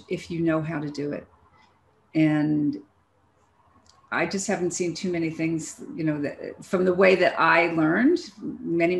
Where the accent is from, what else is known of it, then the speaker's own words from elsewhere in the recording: Philadelphia, Pennsylvania, United States; I'm from Philadelphia.